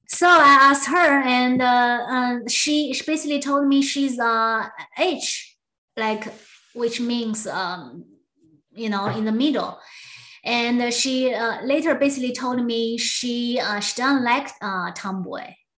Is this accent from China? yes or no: yes; Southwest China, China; moved away as an adult; now in San Jose, United States; I grew up in Southwest China